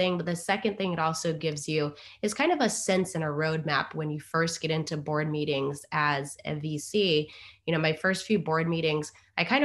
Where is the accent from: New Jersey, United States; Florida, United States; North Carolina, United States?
North Carolina, United States; Durham; I was born in North Carolina in Durham and come from a family that is half from the South and half from the Caribbean